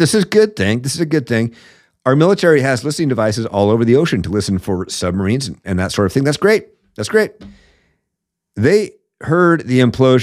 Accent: Seattle, Washington, United States; my hometown of Seattle

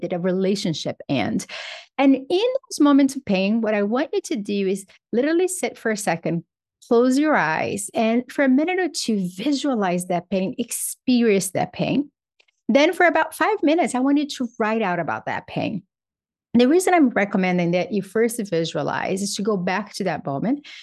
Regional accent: Brazil; moved away; I grew up in Brazil.

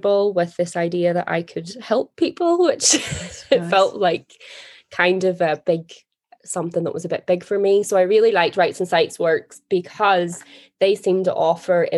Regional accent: Northern Ireland, United Kingdom; I'm from Northern Ireland

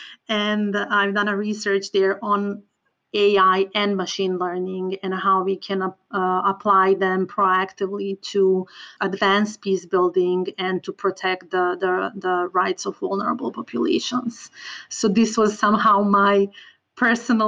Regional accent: Serbia; moved away; I am originally from Balkans, from Serbia, and I truly believe that my personal background affected my choice of work a lot. I grew up in an area that was impacted by different wars and conflicts

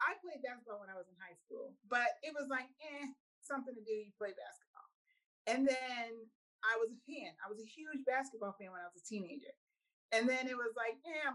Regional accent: Boston, Massachusetts, United States; moved away; we are originally from Boston, Massachusetts. Well, in Brockton. He was born in Brockton. I'm Boston, he's Brockton

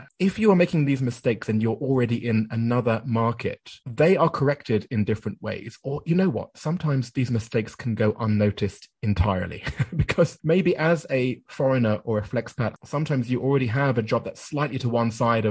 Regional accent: United Kingdom; moved away as an adult; also born or lived in Japan

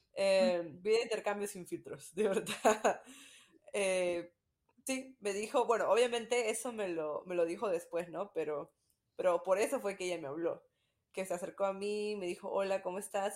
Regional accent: Peru; also born or lived in Utah; now in Greenville, United States; soy de Perú. Estoy ahorita viviendo en Greenville, South Carolina, pero mi familia vive en Utah

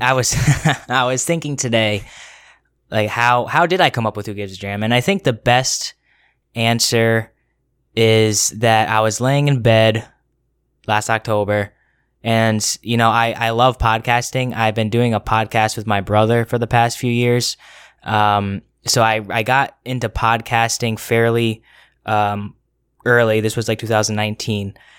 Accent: Connecticut, United States; moved away as an adult; now in Rhode Island, United States; I am born and raised in Connecticut

